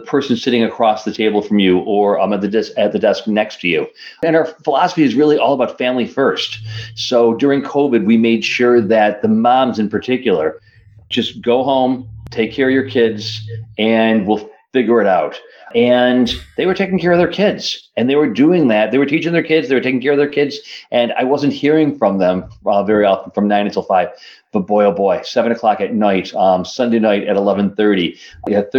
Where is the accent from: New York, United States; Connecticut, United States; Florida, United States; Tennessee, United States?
New York, United States; Rochester; I'm from Rochester, New York